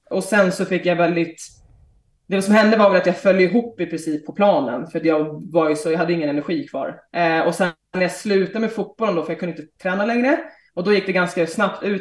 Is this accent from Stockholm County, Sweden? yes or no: yes; Stockholm, Stockholm County, Sweden; Ja, men precis. Eh, vi har flyttat tillbaka för, vad blir det, sju månader sedan, sex månader sedan. Så jag har inte bott i Stockholm på ett tag.